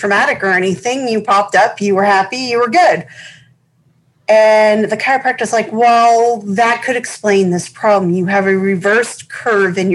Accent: Massachusetts, United States; I grew up in Massachusetts, so that was my primary, it was where I spent most of my youth, was in Mass.

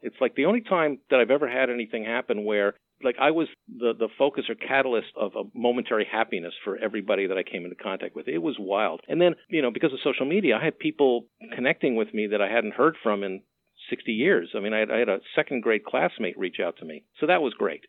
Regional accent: Montreal, Quebec, Canada; I grew up in Montreal

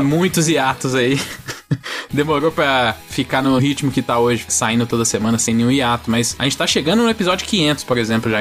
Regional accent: Minas Gerais, Brazil; os dois maiores mineiros do podcast de games do Brasil

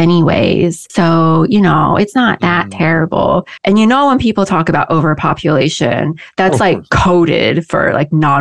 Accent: Midwest, United States; moved away; I grew up in the Midwest

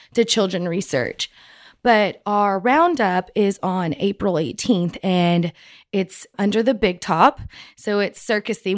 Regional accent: Andrews, Texas, United States; I was born in Andrews, and we, that's where my dad started his first store

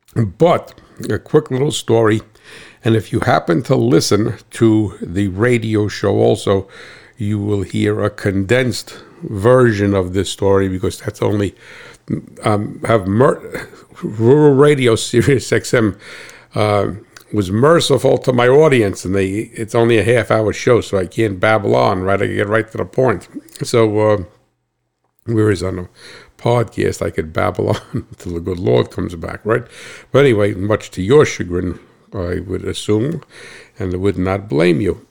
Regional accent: Hackettstown, New Jersey, United States; I hail from Cat Swamp Road in Hacketstown, New Jersey.

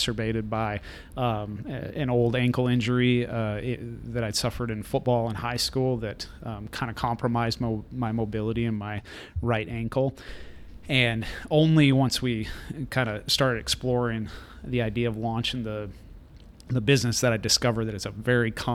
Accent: Iowa, United States; I'm born and raised in Iowa.

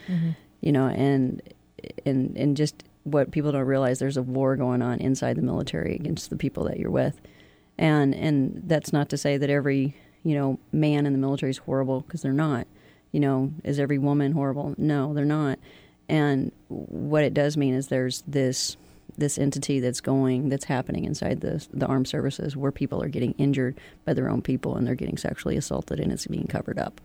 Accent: Kentucky, United States; moved away as an adult; also born or lived in Florida / Aleutian Islands; I'm originally from Kentucky. Um, I don't want to be too too cliche and say I'm a coal miner's daughter, but I am

